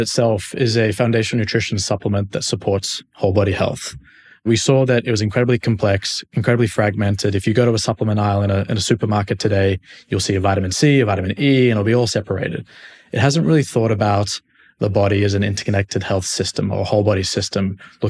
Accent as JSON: {"language": "English", "town": "Sydney", "region": "New South Wales", "country": "Australia", "lives_now": "United States", "said": "Mate, I'm from Sydney, Australia. I have not lived there for quite a while. I've been in the States now for about 6 years"}